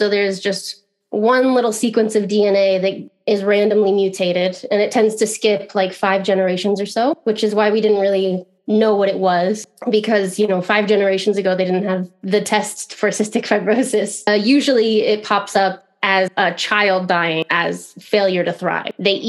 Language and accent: English; Midwest, United States; I guess I'm from all over. You know, I've lived in a bunch of different states in the US, but I grew up like childhood in the Midwest. So that's where I consider myself to be from, you know.